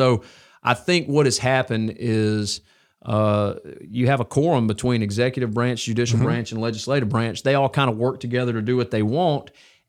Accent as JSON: {"language": "English", "region": "Alabama", "country": "United States", "tie": "born or raised there", "said": "I went to Mortimer Jordan, so I grew up here in North Jefferson."}